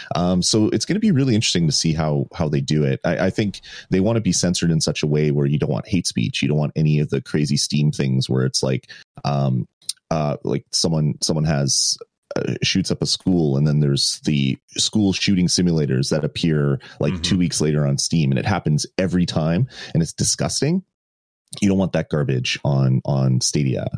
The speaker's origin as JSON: {"language": "English", "country": "Canada", "said": "I'm not American, um, but uh, I'm Canadian"}